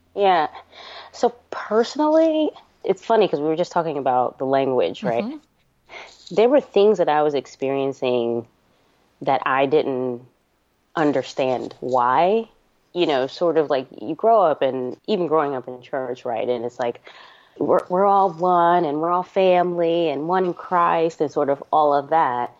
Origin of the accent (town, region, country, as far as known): New Jersey, United States; born or raised there; also born or lived in New York